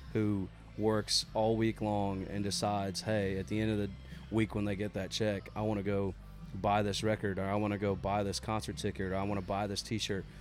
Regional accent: Mechanicsville, Maryland, United States; I'm from Mechanicsville, Maryland, which is like right on the Maryland Virginia line

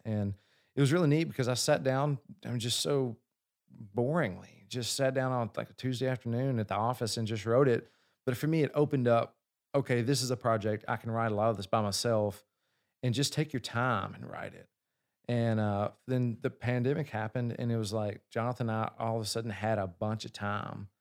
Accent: Kentucky, United States; I'm from Kentucky

